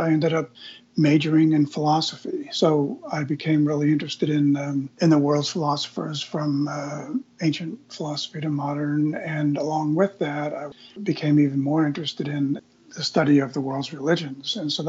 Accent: Eastern Long Island, New York, United States; I grew up in Eastern Long Island, New York, out in what used to be the potato fields of Eastern Long Island.

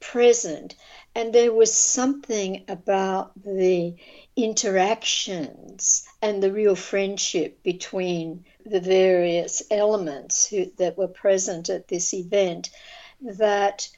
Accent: Sydney, New South Wales, Australia; moved away as an adult; also born or lived in England / United States / Israel; I was born in Sydney, Australia, in the early years of World War II.

